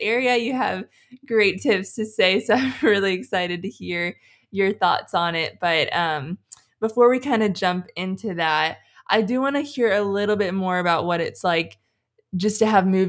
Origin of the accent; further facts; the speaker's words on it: North Carolina, United States; now in Hawaii, United States; I'm from North Carolina